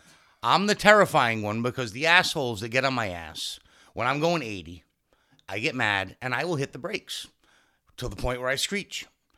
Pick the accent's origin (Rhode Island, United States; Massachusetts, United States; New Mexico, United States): Rhode Island, United States; I have road rage, and I'm from Rhode Island, so I don't know.